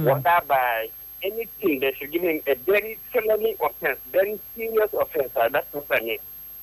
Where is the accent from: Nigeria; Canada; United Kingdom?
Nigeria; In Nigeria, our country